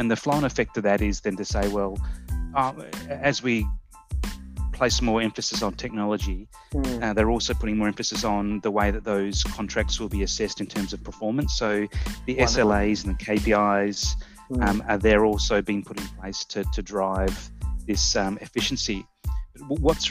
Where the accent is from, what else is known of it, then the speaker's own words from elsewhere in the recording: Australia; me being Australian